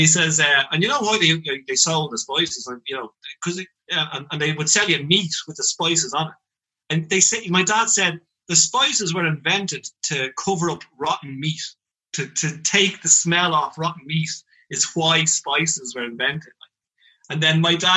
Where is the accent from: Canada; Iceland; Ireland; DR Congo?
Ireland; as an Irish person